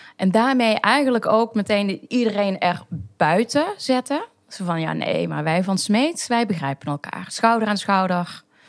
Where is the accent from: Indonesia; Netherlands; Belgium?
Netherlands; Maastricht, Limburg; also born or lived in North Brabant / Utrecht; ik kom inderdaad uit Maastricht. Geboren en getogen